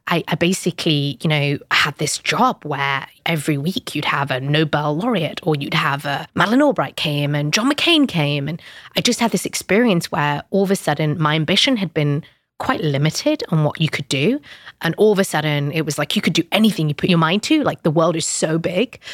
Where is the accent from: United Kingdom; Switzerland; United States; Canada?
United Kingdom; I'm British Pakistani